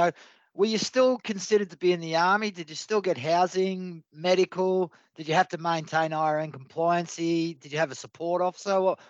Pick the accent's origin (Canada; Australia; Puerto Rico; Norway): Australia; New South Wales; I'm from New South Wales, rugby league all the way.